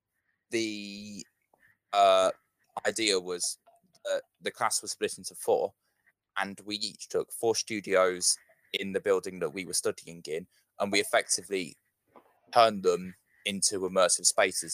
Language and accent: English; Telford, West Midlands, United Kingdom; I'm originally from Telford